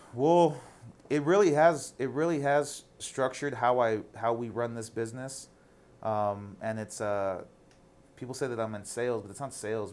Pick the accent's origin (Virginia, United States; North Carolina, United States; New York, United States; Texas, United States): Texas, United States; El Paso; I'm from El Paso